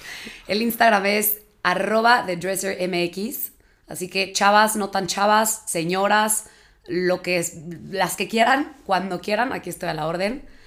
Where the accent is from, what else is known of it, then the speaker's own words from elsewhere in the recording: Mexico City, Mexico; igual nací en la Ciudad de México, vivo aquí